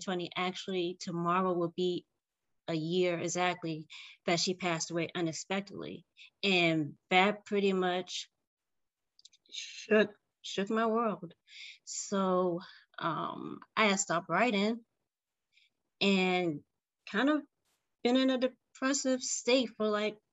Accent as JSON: {"language": "English", "town": "Richmond", "region": "Virginia", "country": "United States", "said": "I am from Richmond, Virginia."}